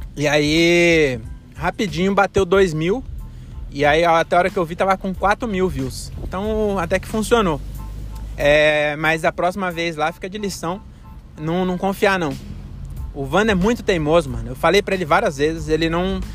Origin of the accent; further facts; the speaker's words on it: Francisco Morato, São Paulo, Brazil; now in Cajamar, Brazil; Morato, que é a minha cidade natal, né? Agora eu moro em Cajamar.